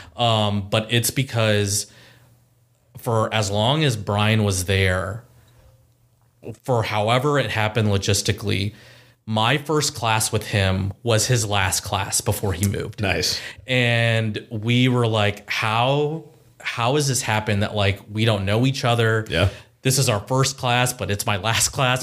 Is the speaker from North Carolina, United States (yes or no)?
no; Columbus, Ohio, United States; also born or lived in Powell, Ohio / Dublin, Ohio / Chicago, Illinois; born and raised in Columbus, Ohio